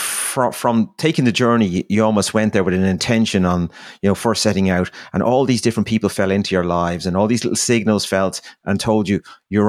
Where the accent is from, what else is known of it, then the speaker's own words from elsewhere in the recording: Ireland; as an Irishman